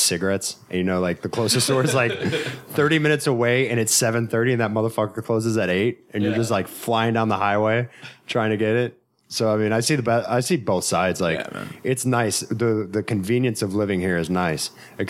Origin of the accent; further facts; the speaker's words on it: the South, United States; moved away; I'm from the South